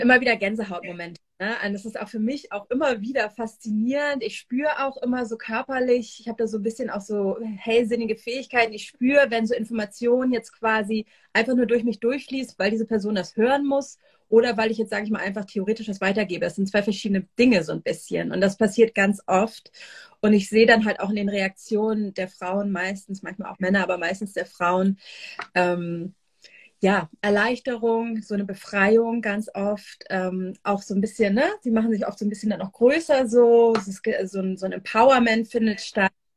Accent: Northern Germany, Germany; moved away as an adult; now in Israel; ich komme eigentlich aus dem Norden von Deutschland, wo ich auch jetzt gerade bin. Ich bin tatsächlich gerade in meinem alten Kinderzimmer

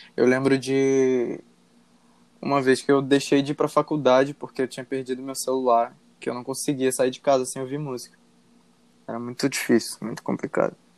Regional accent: Rio de Janeiro, Brazil; eu sou do Rio de Janeiro e atualmente trabalho como design gráfico

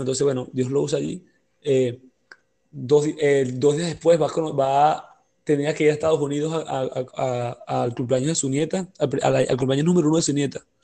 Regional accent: Venezuela; como venezolanos

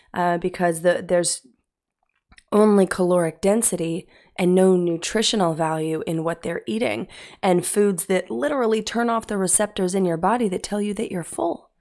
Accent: Utah, United States; I grew up in Utah.

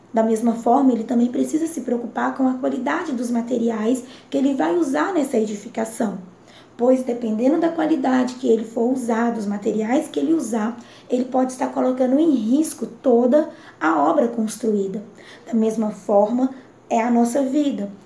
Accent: Governador Valadares, Minas Gerais, Brazil; sou de Governador Valadares, Minas Gerais

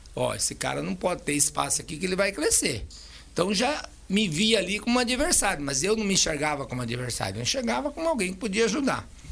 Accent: Itambé, Paraná, Brazil; also born or lived in Maringá, Paraná; now in Costa Rica, Brazil; Eu sou nascido em Itambé, Paraná.

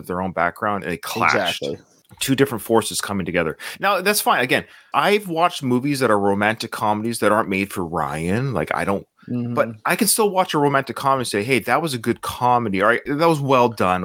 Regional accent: Canada; I'm Canadian

